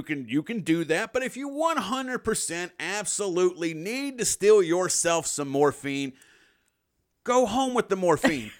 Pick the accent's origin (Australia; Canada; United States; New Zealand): United States; the South; we, we're from the South.